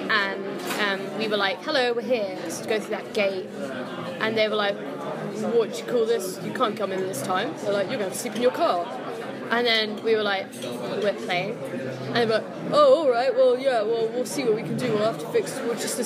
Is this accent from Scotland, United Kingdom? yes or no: no; London, United Kingdom; My parents were both Irish, and then they moved to London, and I was birthed. So I'm English, really. Well, I never lived in Ireland.